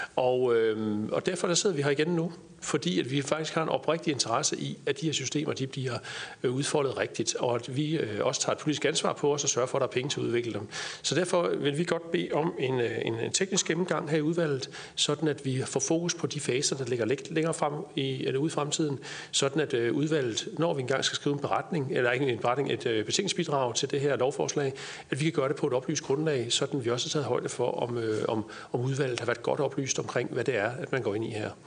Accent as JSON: {"language": "Danish", "region": "Jutland", "country": "Denmark", "said": "nu er jeg jyde, så siger jeg træls"}